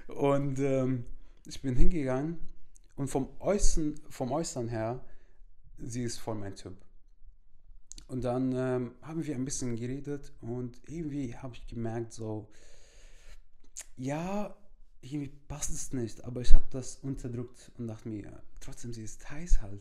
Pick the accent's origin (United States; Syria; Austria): Syria; German is a second language; now in Germany; ich komme aus Syrien